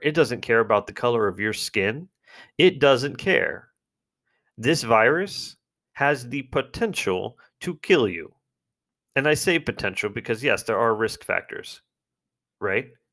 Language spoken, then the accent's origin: English; United States; I'm an American.